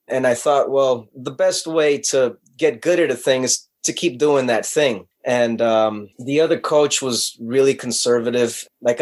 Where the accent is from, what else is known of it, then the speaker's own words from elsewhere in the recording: Los Angeles, California, United States; born and raised in Los Angeles